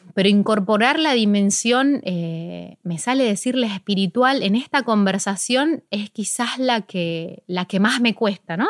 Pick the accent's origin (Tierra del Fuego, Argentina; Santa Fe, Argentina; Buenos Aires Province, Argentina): Buenos Aires Province, Argentina; Ciudad Evita; empecé justo en Ciudad Vita, que es de donde yo soy